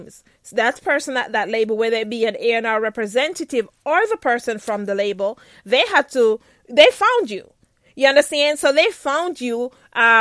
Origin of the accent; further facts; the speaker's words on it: Saint Mary, Jamaica; I'm from St. Mary.